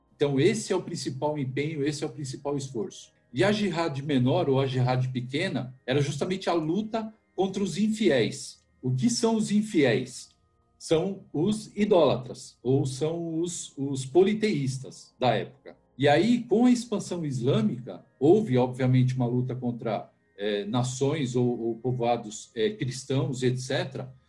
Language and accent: Portuguese; Brazil; sou brasileiro, filho de libanês, meu pai é do Líbano, veio para cá, para o Brasil